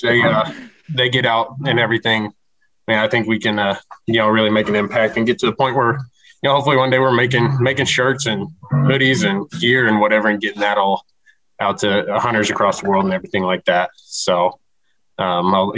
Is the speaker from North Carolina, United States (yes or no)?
no; Colorado, United States; now in Nashville, United States; I am from Colorado, currently in Nashville